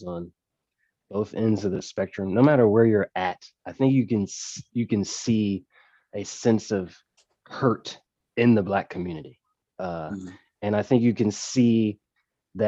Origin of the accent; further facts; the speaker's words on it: North Carolina, United States; moved away as an adult; now in Waco, United States; I'm from from North Carolina, moved here to Waco a couple years ago